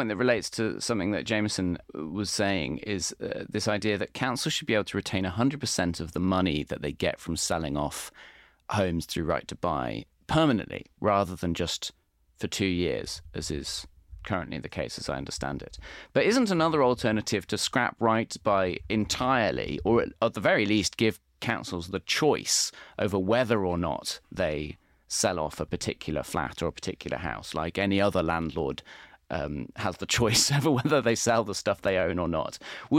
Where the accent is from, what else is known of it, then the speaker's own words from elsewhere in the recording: London, United Kingdom; you hear this a lot as a Londoner